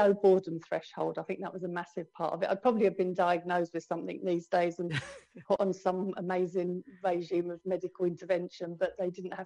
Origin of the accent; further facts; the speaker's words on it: London, United Kingdom; also born or lived in Holloway / Crouch End / Muswell Hill / Southgate; I'm a true born and bred Londoner. I was actually born in Holloway